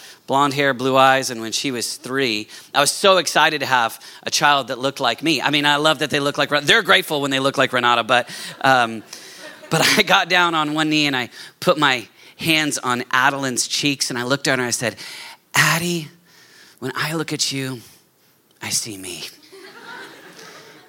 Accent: Oklahoma City, Oklahoma, United States; moved away as an adult; I'm actually from Oklahoma City

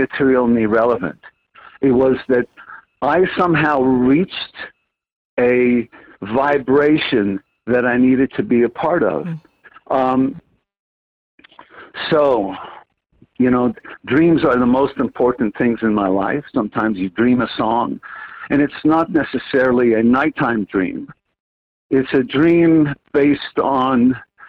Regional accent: Montreal, Quebec, Canada; As a Montrealer, born and raised in Montreal

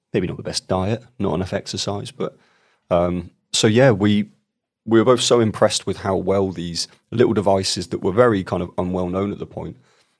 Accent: Bournemouth, South West England, United Kingdom; where I was born and raised in Bournemouth, in a place called Boscombe.

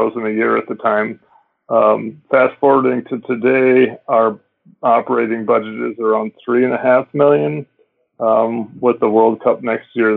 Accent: Minneapolis, Minnesota, United States; I grew up in Minneapolis as well, and my high school ski team, we skied here when I was in high school

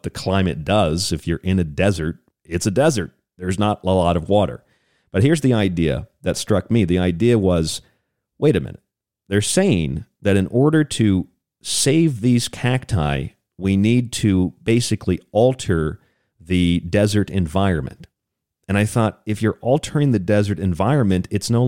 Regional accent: St. Petersburg, Florida, United States; I grew up in Florida, and I had probably a dozen or so experiences with hurricanes. And, you know, the rest of the country watches as these hurricanes strike Florida. That's where I was in St. Petersburg, Florida

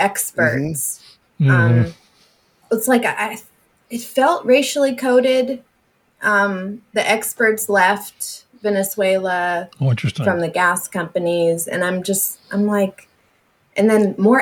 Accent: near the Gulf of Mexico, the South, United States; now in California, United States; I grew up in the South and like near the Gulf of Mexico

